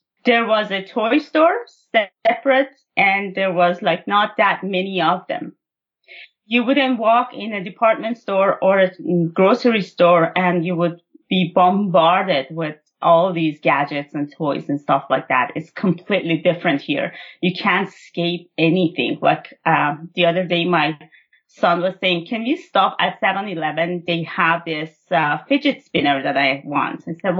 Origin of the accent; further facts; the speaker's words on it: Iran; moved away as an adult; now in Canada; I was born and raised in Iran. And I moved to Canada, like I was an adult when I moved to Canada, well into my adulthood.